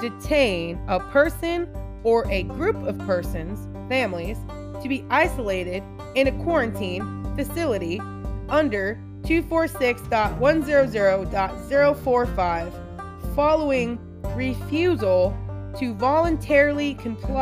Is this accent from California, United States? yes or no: no; Washington, United States; moved away as an adult; also born or lived in Montana; now in Tennessee, United States; been in Washington State my whole life